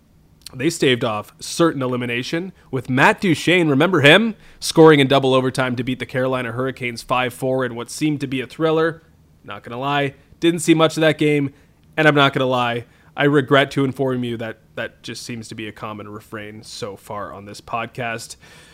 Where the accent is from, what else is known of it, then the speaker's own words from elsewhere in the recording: Canada; As a Canadian hockey fan